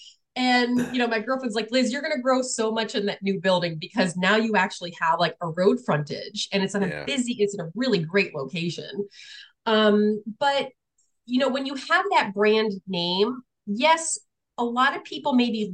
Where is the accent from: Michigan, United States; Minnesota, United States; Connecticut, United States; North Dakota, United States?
Connecticut, United States; New London; moved away as an adult; now in Illinois, United States; I grew up in a military town. I grew up in New London, Connecticut.